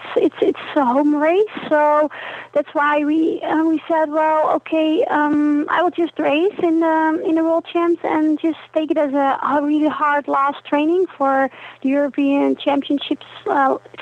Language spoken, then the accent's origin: English; Netherlands; now in Austria; I'm from the Netherlands, but I live in Austria